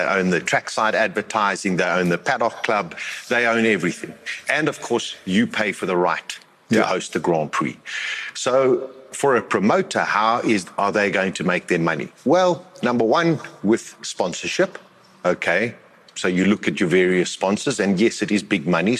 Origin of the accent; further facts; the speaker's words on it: South Africa; we as South Africans